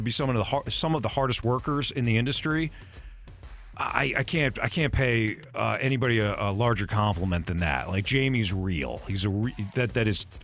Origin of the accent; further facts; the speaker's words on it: San Jose, California, United States; now in St. Louis, United States; I'm from the Bay Area.